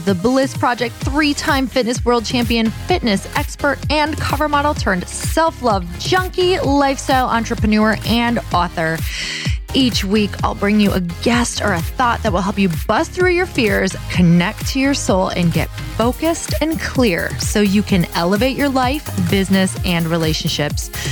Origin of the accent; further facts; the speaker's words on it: Midwest, United States; now in California, United States; I'm from the Midwest